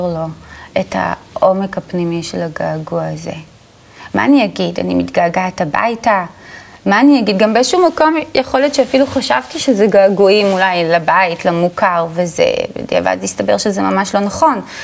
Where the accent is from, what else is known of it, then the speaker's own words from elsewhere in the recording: Ramat Gan, Tel Aviv District, Israel; נולדתי בשכונה ברמת גן, בשכונת אה, רמת חן